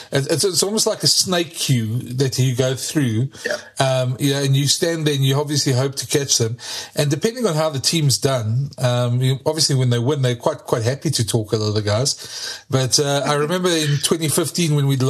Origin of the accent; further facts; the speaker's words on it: South Africa; as a South African